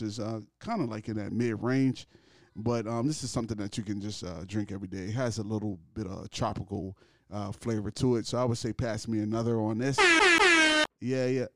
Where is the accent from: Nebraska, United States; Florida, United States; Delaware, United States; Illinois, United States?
Delaware, United States; I'm from Delaware